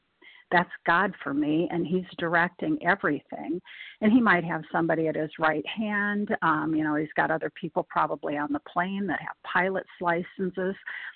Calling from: Nebraska, United States; I'm calling in from Nebraska.

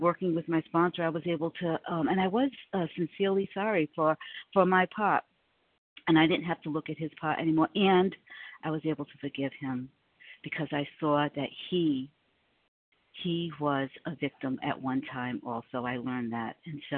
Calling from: South Carolina, United States; I am in South Carolina, gratefully recovered through God's grace

